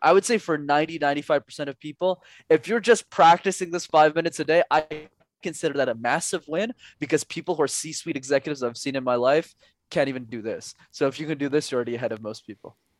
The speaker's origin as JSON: {"language": "English", "town": "Montreal", "region": "Quebec", "country": "Canada", "tie": "born or raised there", "said": "growing up in Montreal"}